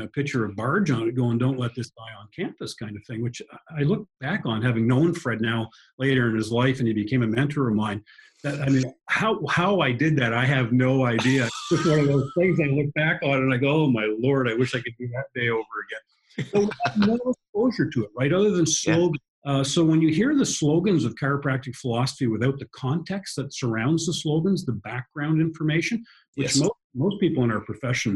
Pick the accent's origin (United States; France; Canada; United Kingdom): Canada; moved away; I grew up in Canada, so hockey was kind of my game